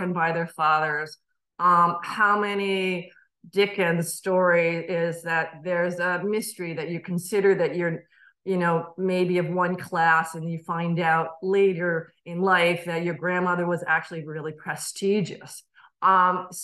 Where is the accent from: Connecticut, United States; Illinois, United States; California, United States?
Connecticut, United States; moved away; also born or lived in Chester, New York; I was starting up in a new state, even though it's my home state